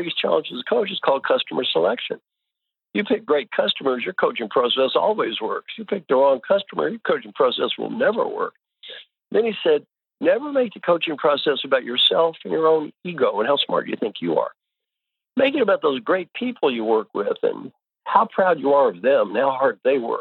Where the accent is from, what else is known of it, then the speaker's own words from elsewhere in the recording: Kentucky, United States; moved away; also born or lived in Indiana / California; I was born in Kentucky. I went to school in Indiana.